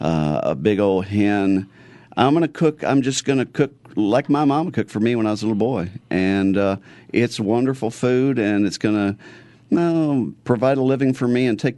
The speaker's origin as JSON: {"language": "English", "region": "Missouri", "country": "United States", "said": "Well, I'm from Missouri. You know, I'm a little old hillbilly."}